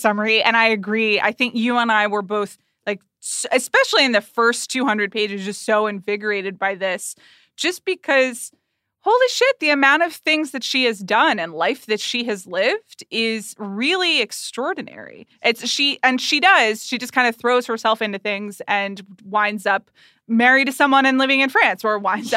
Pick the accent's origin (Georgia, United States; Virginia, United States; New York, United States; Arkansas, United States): Georgia, United States; Atlanta; I grew up in Atlanta, Georgia, when Jane Fonda was married to Ted Turner